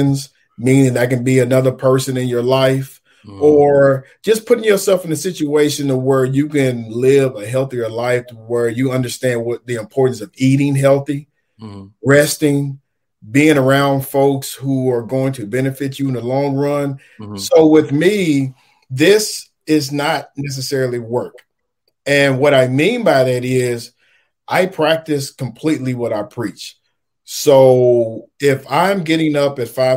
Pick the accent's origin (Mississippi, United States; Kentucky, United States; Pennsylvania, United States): Kentucky, United States; Henderson; moved away; I'm born and raised in Henderson, Kentucky